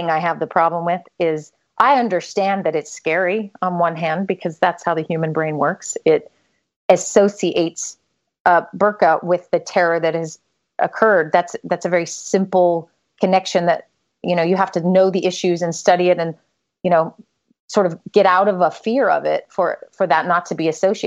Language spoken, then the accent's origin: English; United States; I'm from the United States